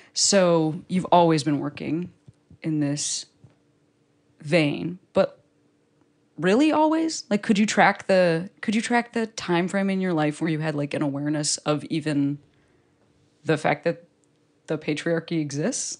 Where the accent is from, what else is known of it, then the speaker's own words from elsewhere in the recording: Chicago, Illinois, United States; I'm also from Chicago